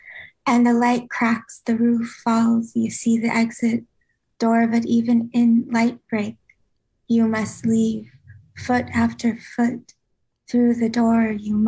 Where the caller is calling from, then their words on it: San Francisco, California, United States; San Francisco.